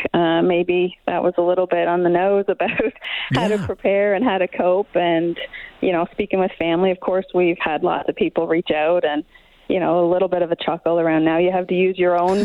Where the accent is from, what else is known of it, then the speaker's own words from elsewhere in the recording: East Coast, Canada; now in West Kelowna, Canada; I'm from the East Coast